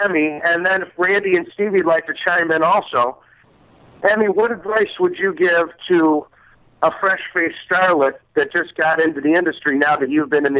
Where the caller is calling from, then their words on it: Chicago, Illinois, United States; Calling from Chicago.